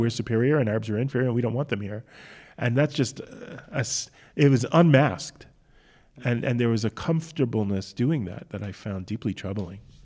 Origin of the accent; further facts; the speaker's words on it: United States; now in Israel; I'm an American.